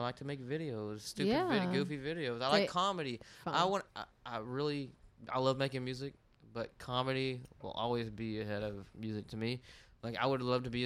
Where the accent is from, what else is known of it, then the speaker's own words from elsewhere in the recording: Kaufman, Texas, United States; I'm from Kaufman